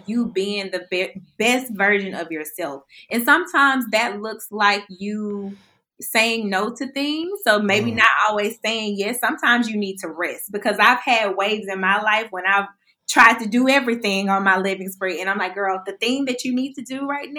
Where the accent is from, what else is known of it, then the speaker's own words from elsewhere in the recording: Birmingham, Alabama, United States; I'm from Birmingham, Alabama